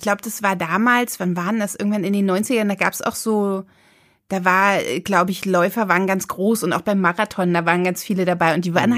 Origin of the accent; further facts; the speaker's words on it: GDR, East Germany, Germany; ich komme aus der DDR